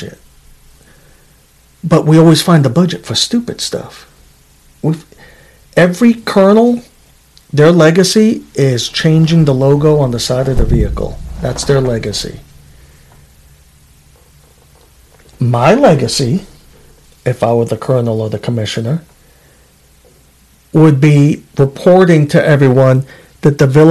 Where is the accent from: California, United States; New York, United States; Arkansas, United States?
New York, United States; New York City; now in Alaska, United States; I'm from Queens, New York originally. I'm a New Yorkian.